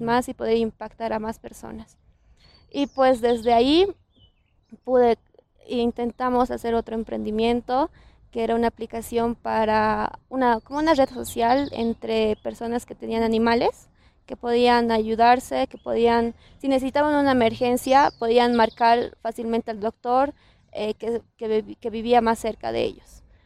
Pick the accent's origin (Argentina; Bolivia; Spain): Bolivia